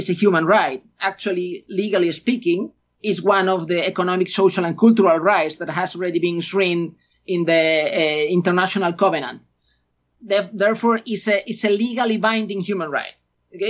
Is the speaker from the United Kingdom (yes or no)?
no; Galicia, Spain; English is a second language; moved away as an adult; I'm an Spaniard. I was born in Spain. I grew up in Spain